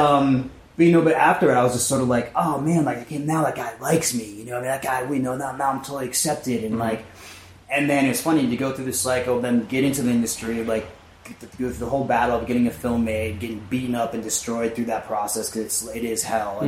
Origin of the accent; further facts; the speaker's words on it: rural New England, Connecticut, United States; also born or lived in New York / Boston; now in Los Angeles, United States; Yeah, always East Coast. I grew up originally in this little farm. I was born originally in New York. And all that stuff is, you know, I was like in the city. Mm-hmm. And then I grew up on a farm in rural New England.